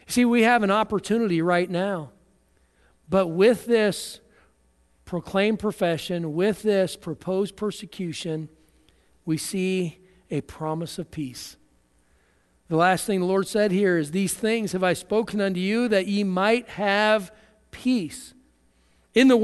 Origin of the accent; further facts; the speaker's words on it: United States; as American Christians